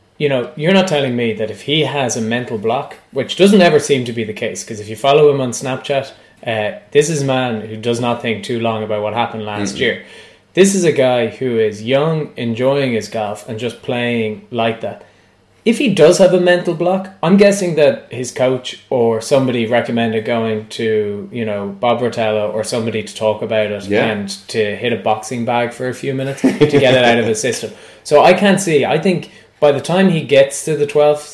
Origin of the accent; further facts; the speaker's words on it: Ireland; as an Irish perspective